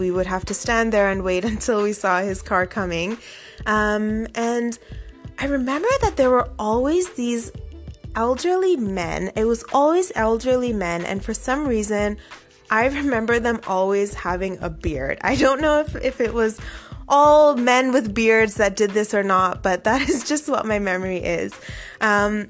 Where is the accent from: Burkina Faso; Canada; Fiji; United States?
Canada; Toronto, Ontario; growing up in Toronto in the 90s